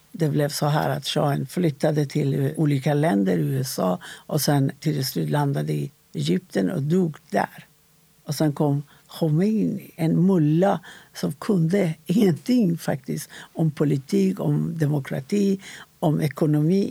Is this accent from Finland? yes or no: no; Iran; Swedish is a second language; moved away as an adult; now in Sweden; jag är född i Iran innan islamiska revolutionen